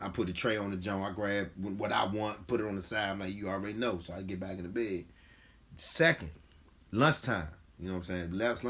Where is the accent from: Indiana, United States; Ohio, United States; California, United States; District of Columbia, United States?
District of Columbia, United States; Washington; I said, I'm from Southeast.